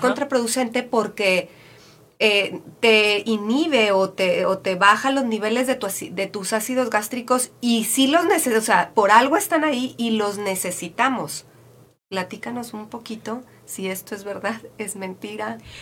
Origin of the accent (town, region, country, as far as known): Mexico